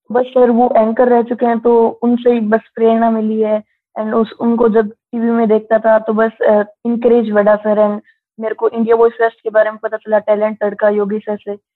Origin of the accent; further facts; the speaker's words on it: Suratgarh, Rajasthan, India; मैं राजस्थान सूरतगढ़ से हूँ